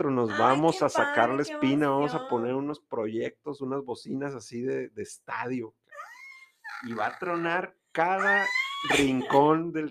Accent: Guaymas, Sonora, Mexico; yo soy de Guaymas.

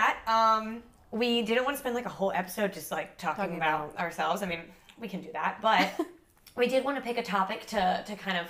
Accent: Mississippi, United States; moved away as an adult; now in Savannah, United States; I'm from Mississippi, and I've been in Savannah also about 3 years, a little over 3 years.

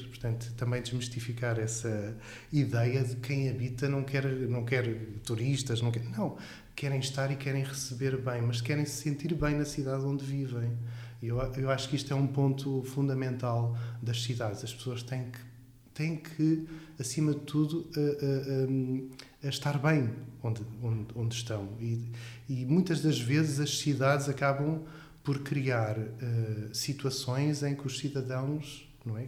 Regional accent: Alcobaça, Leiria District, Portugal; moved away as an adult; also born or lived in Covilhã; now in Aveiro, Portugal; eu nasci em Alcobaça

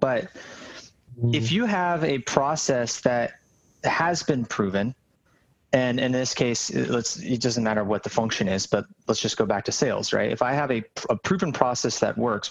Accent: California, United States; I come from California

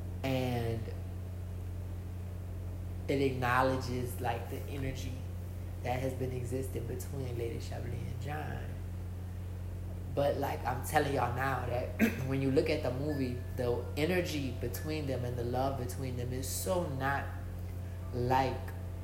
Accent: New Orleans, Louisiana, United States; I'm from New Orleans, I'm from Bobancha, so it's not like a New York

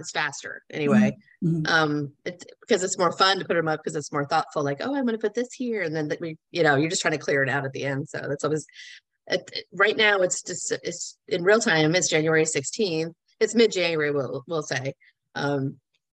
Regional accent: Florida, United States; I grew up on the beach. I grew up in Florida, and there was a Christmas shop in Fort Lauderdale that my mom would take us

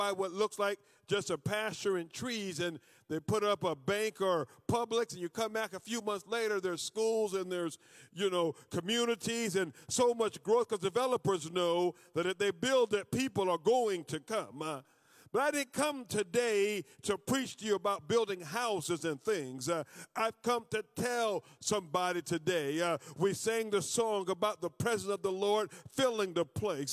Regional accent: Florida, United States; I'm from Florida

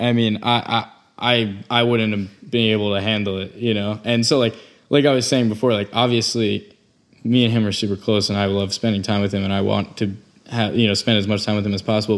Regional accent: Long Island, New York, United States; that's my hometown

